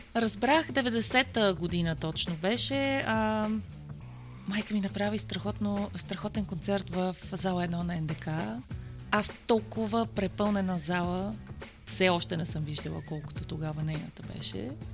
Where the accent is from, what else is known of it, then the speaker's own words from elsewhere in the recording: Bulgaria; also born or lived in Germany; аз не съм родена в България, yeah. аз съм родена в а, Германия и това ми беше всъщност първото идване